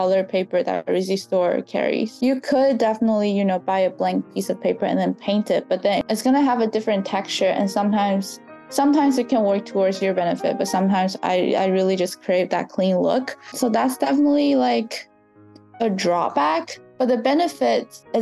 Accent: southern China, China; moved away; I was born and raised in southern China. My hometown was in like southern coastal China

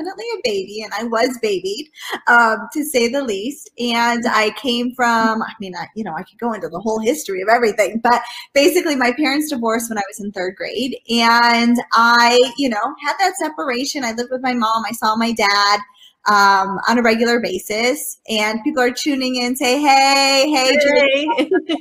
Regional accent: Michigan, United States; moved away as an adult; also born or lived in Washington, D.C.; I'm from Michigan originally

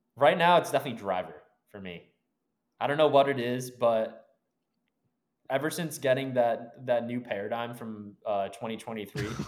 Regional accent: Brookline, Massachusetts, United States; now in San Diego area, United States; We grew up in Brookline, um, just outside of Boston

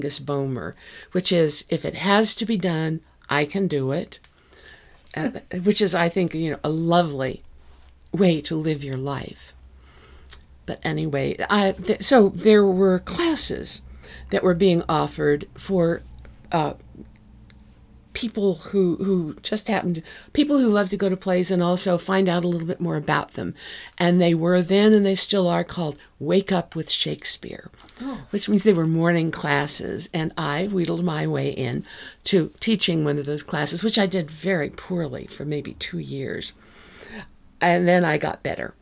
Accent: Wyoming, United States; my family is from Texas. I grew up in Wyoming.

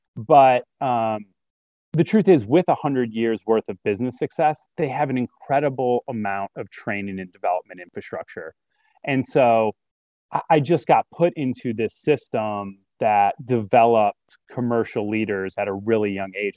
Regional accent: Detroit, Michigan, United States; moved away as an adult; also born or lived in Oxford, Ohio; I grew up in Detroit, raised by a single mom

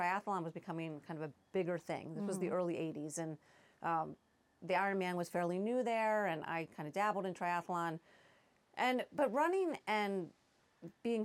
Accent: East Coast, United States; moved away as an adult; now in Colorado, United States; I grew up on the East Coast

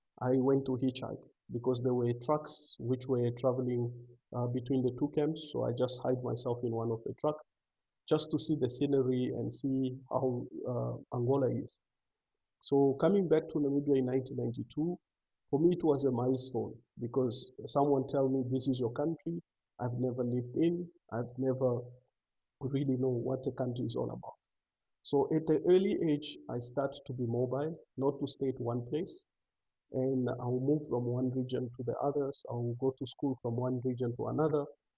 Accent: Zambia; born there; And it happened that they were a refugee in Zambia. So I was born also in Zambia. And after I was born in Zambia, we learned to travel at the early age because we couldn't stay in one place.

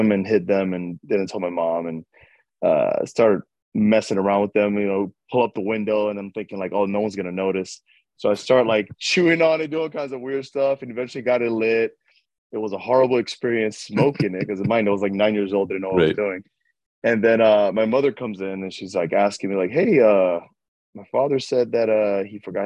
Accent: New York City, New York, United States; moved away as an adult; now in Sacramento, United States; I grew up in Washington Heights. Uptown.

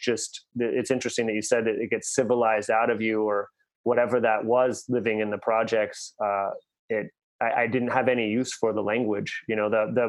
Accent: Bay Area, California, United States; I'm the first in my family born in the United States. I was born in the Bay Area, and my family came here from Siberia

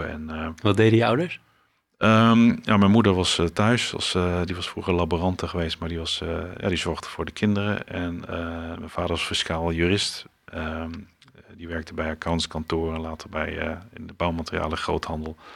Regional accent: Almelo, Overijssel, Netherlands; Ja, ehm, nou, ik ben geboren in Twente, in Almelo. Uit twee ouders die uh, uit uh, de omgeving van Maastricht kwamen.

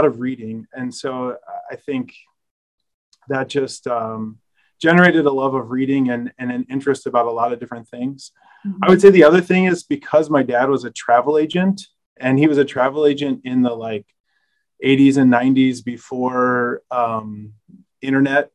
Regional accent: Minnesota, United States; I grew up in Minnesota. My parents moved there when I was five. So most of my memories of growing up are from Minnesota

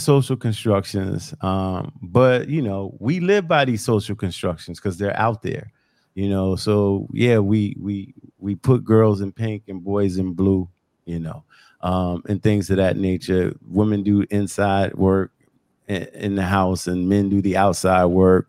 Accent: Long Island, New York, United States; growing up on Long Island

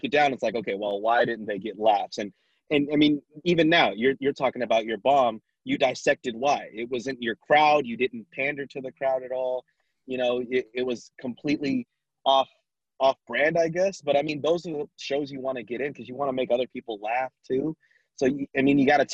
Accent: Vallejo, California, United States; also born or lived in Sacramento; I grew up in Vallejo

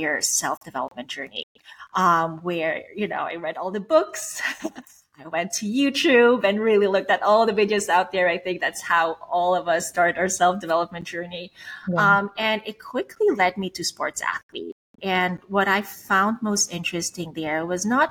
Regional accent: Switzerland; moved away; I'm Swiss. I was born and raised in Switzerland, but my background, my parents are from the Philippines.

